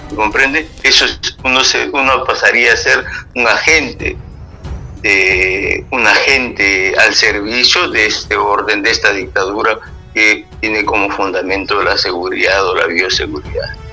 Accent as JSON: {"language": "Spanish", "town": "Luya", "region": "Amazonas", "country": "Peru", "tie": "born or raised there", "moved": "yes", "lives_now": "France", "said": "Yo soy nacido en el departamento de Amazonas, en la provincia de Luya, el distrito de Luya. Muy bien, soy andino amazónico"}